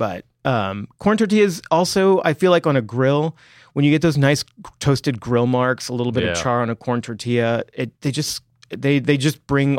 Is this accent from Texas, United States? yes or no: yes; Texas, United States; I am from Texas.